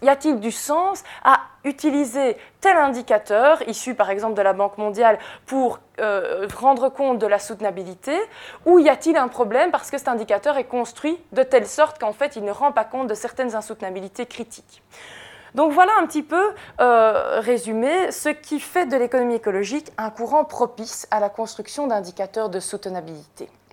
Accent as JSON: {"language": "French", "town": "Jemeppe-sur-Sambre", "region": "Wallonia", "country": "Belgium", "said": "je viens de Jemep-sur-Sambre, qui est une zone Céveso dans laquelle il y a une usine Solvay"}